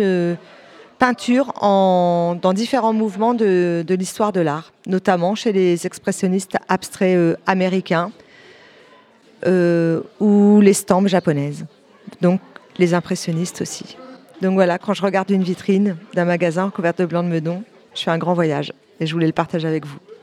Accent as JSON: {"language": "French", "area": "a small town in Calvados, near Caen", "region": "Normandy", "country": "France", "lives_now": "Lion-sur-Mer, France", "said": "je viens d'une petite ville du Calvados, pas très loin de Caen"}